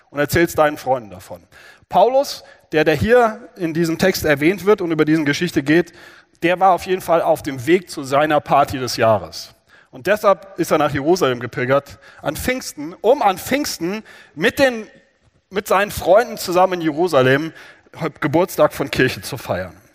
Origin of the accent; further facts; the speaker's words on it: Frankfurt, Hesse, Germany; also ich komme aus Frankfurt, äh, das Berger Straßenfest